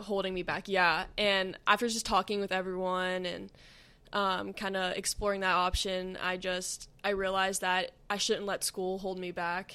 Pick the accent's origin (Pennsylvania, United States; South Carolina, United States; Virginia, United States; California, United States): Pennsylvania, United States; moved away as an adult; now in Akron, United States; I moved away from home, so I grew up in Pennsylvania